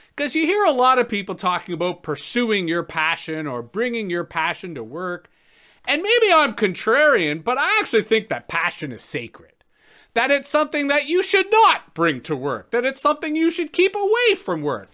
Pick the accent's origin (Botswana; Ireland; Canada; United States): Canada; Toronto, Ontario; moved away as an adult; now in Ottawa Valley, Canada; I grew up in Toronto, spent most of my time in Toronto.